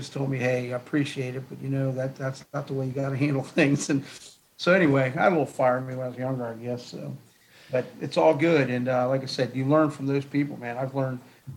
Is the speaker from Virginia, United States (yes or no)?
yes; Northern Virginia, United States; I took over my dream job in my hometown